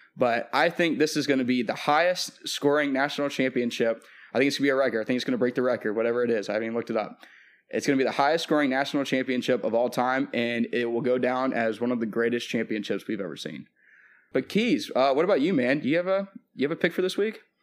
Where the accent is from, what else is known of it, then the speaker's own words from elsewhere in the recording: Nashville, Tennessee, United States; my hometown, uh, the Tennessee Titans, uh, in Nashville